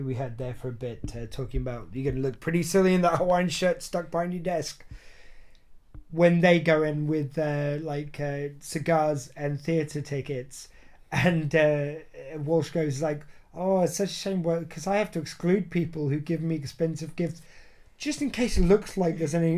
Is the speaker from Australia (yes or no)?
no; United Kingdom; as we'd term it here in the UK